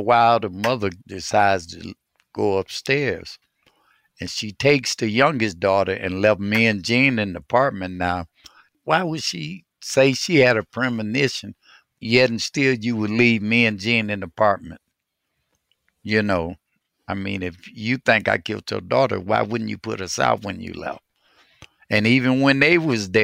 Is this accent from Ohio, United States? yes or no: yes; Cleveland, Ohio, United States; I grew up on the east side of Cleveland, starting in the projects on 55th